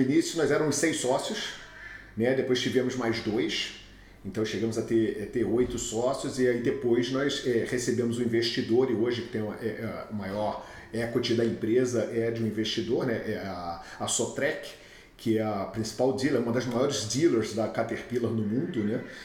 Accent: Rio de Janeiro, Brazil; accent: carioca; moved away as an adult; now in Houston, United States; eu sou nascido e criado no Rio de Janeiro, acho que já deu para ver com, com o sotaque

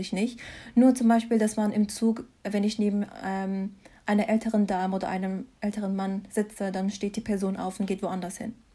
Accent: Mannheim, Baden-Württemberg, Germany; moved away as an adult; also born or lived in Mainz; now in Freiburg, Germany; ich bin hier geboren und aufgewachsen in Mannheim

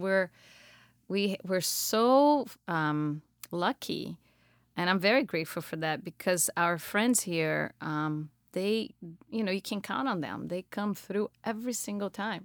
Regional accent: Brazil; moved away as an adult; also born or lived in Florida / Colorado; now in Minnesota, United States; I'm originally, I'm native from, of Brazil.

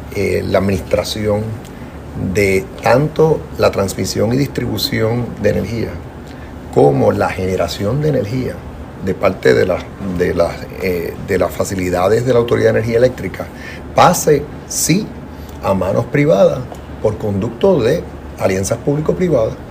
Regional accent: Puerto Rico; la ciudadanía americana de todos los puertorriqueños

